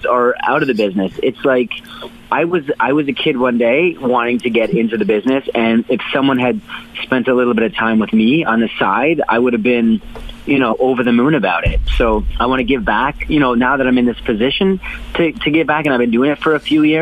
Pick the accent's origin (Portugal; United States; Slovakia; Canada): Canada; Hamilton, Ontario; it was a good household growing up in Hamilton.